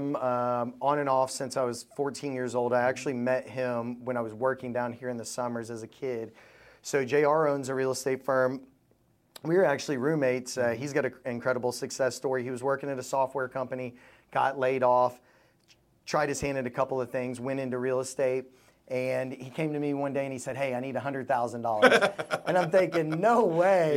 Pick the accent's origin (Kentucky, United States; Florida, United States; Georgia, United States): Kentucky, United States; Louisville; I was raised in Louisville, Kentucky.